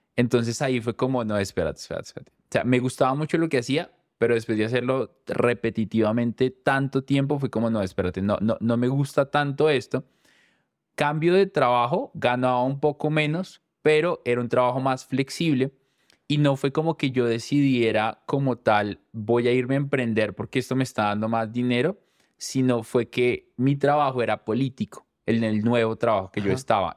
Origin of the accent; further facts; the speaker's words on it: Chocontá, Cundinamarca, Colombia; Yo crecí en un pueblo cerca de Bogotá que se llama Chocontá